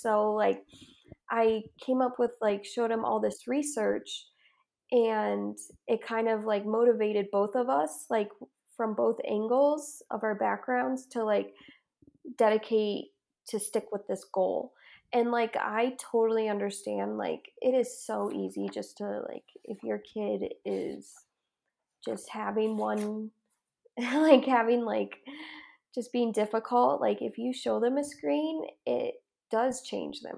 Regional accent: Ohio, United States; moved away as an adult; now in Utah, United States; I am originally from Ohio, and I moved out here to go to school in Utah

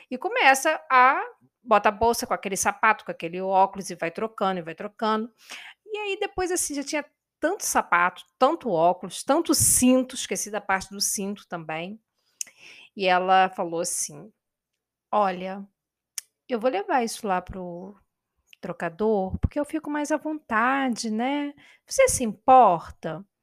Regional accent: Itaperuna, Rio de Janeiro, Brazil; porque eu sou nascida e criada em Itaperuna. Eu sei que Itaperuna é uma cidade pequena

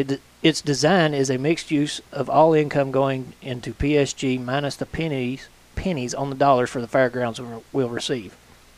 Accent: Kentucky, United States; now in Indiana, United States; I'm from Kentucky.

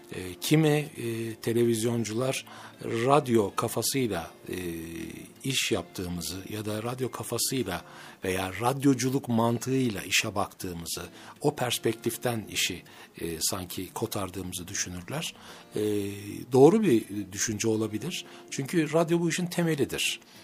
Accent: Ankara, Turkey; also born or lived in Mersin; 1964 yılında Ankara'da dünyaya geldim.

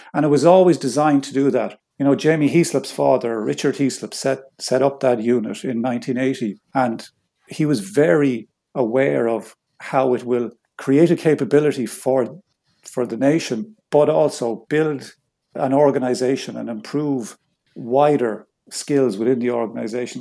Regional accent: Ireland; I'm Irish

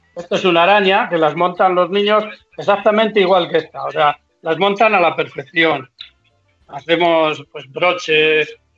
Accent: Peñaranda, Castile and León, Spain; aquí en mi pueblo

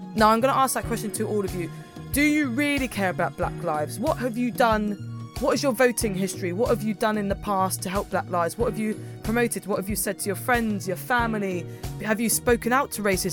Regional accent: Milton Keynes, South East England, United Kingdom; I'm from Milton Keynes.

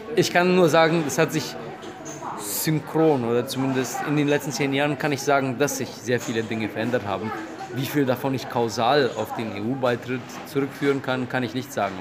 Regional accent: Romania; moved away; also born or lived in Germany / Brazil; ich bin Rumäne

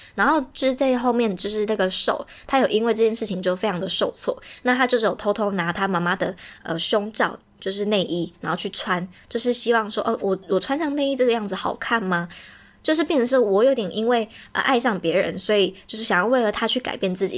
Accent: Taiwan; 所以身为一个台湾人，就是也是中华元素的人

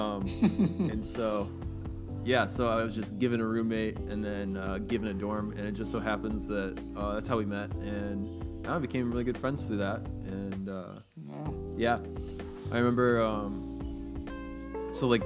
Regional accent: Michigan, United States; I'm from Michigan, so I went back home for the weekend

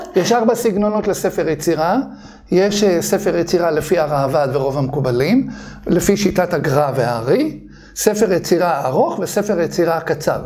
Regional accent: Bnei Brak, Tel Aviv District, Israel; אני גדלתי בבני ברק

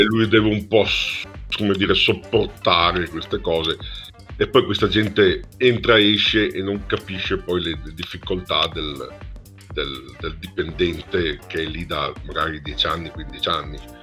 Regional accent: Padua, Veneto, Italy; also born or lived in Bologna; sono padovano

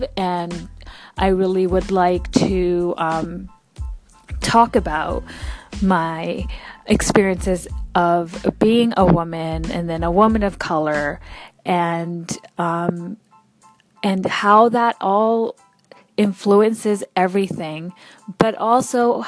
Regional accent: Vancouver, British Columbia, Canada; I was born and raised right here in Vancouver, Canada, to immigrant parents from India.

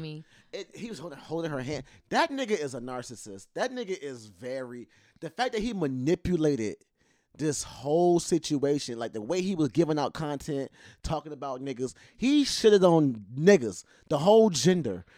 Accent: the Deep South, United States; I am from the South, the Deep South. I am from Hoodoo country

